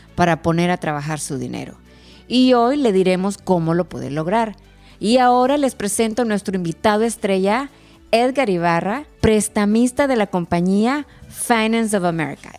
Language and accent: Spanish; Nicaragua; now in Los Angeles County, United States; soy de Nicaragua, vivo en el condado de Los Ángeles por más de 30 años